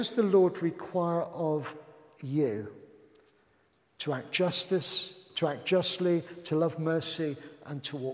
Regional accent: United Kingdom; we're British

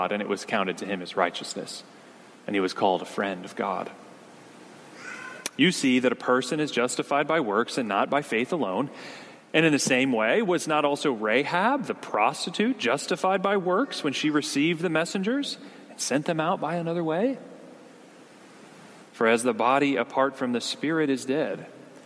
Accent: near Hershey, Pennsylvania, United States; I grew up in Pennsylvania, not too far from the town of Hershey, where Hershey's chocolate is from

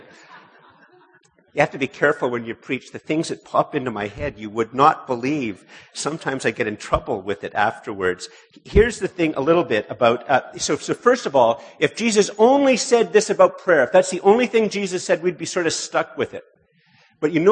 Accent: Montreal, Quebec, Canada; moved away; also born or lived in Ottawa; I was born here about a year after they immigrated to Canada. I grew up in Montreal

